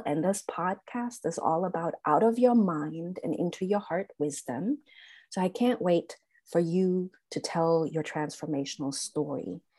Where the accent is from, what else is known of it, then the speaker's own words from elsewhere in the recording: Germany; now in United States; because I'm from Germany